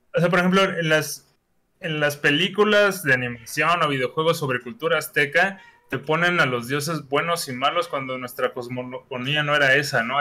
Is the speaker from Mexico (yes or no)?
yes; Mexico; qué somos los mexicanos